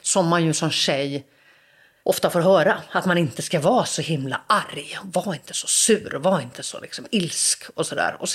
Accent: Gothenburg, Västra Götaland, Sweden; men så där växte jag upp och det var en otroligt skyddad verkstad. Alltså verkligen så här, både ekonomiskt och socialt och en naivitet och en liksom nästan världsfrånvändhet. Att jag liksom hade ganska lite koll på hur människor i andra delar av Göteborg hade det.

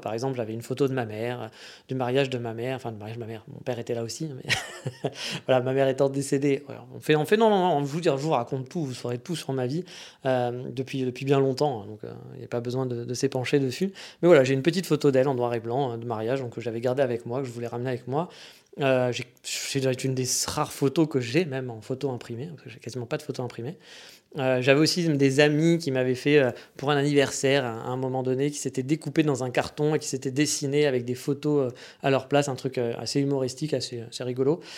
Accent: France; moved away as an adult; chez nous en France

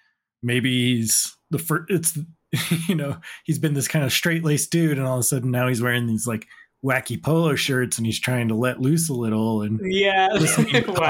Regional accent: Utah, United States; I grew up in Utah, so I knew a ton of people who were Mormon

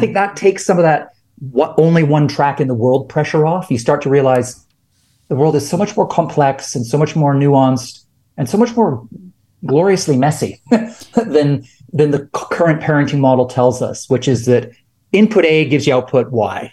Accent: Canada; I'm Canadian

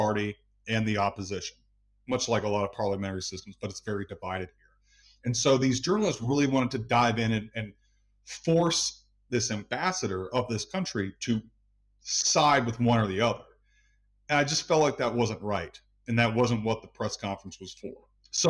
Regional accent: United States; moved away as an adult; now in Tbilisi, Georgia; the United States, my home country

